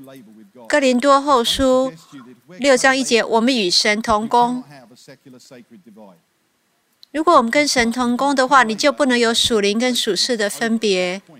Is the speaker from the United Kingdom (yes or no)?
yes; United Kingdom; Chinese is a second language; now in United States; 我是英国人，住在美国，有一些差异呢，我必须要特别为你们解释。